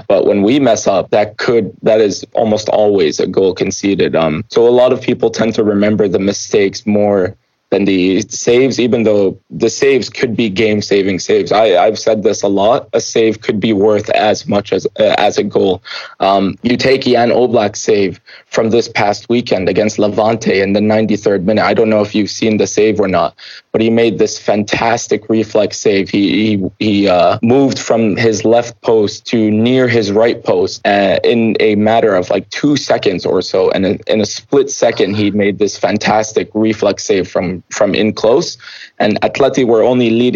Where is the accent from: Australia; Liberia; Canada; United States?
Canada; I'm born and raised in Canada